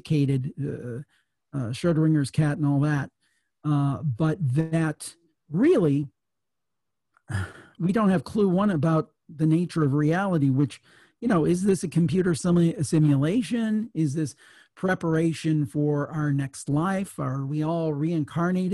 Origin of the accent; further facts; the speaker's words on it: Ohio, United States; I was from Ohio, so I grew up, I'm a city boy.